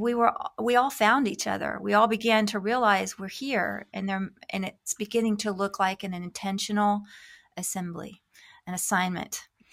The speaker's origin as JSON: {"language": "English", "country": "United States", "moved": "as an adult", "said": "God was leading us back to my home country"}